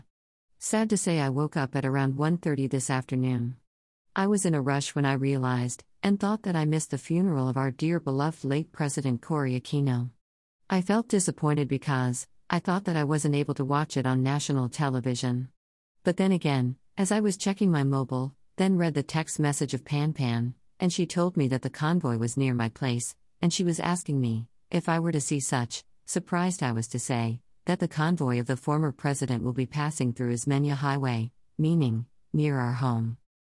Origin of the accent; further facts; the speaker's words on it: Philippines; Well, I know that I'm a Filipino because I was born and raised here, though my bloodline tells otherwise.